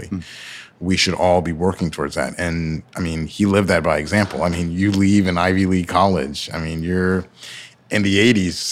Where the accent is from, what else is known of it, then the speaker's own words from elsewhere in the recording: Nigeria; So I am Nigerian, as I've mentioned, uh, and I try to remind everybody as much as possible.